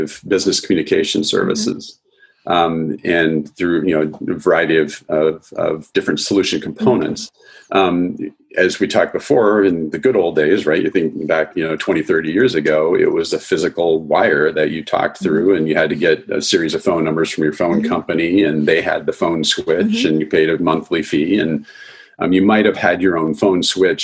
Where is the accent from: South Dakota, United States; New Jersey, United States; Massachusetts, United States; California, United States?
South Dakota, United States; I grew up in South Dakota, which is mm-hmm. fairly rural